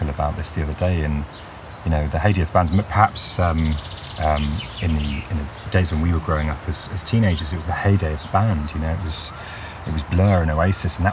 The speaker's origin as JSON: {"language": "English", "area": "near Stratford", "region": "West Midlands", "country": "United Kingdom", "tie": "born or raised there", "said": "I grew up near Stratford"}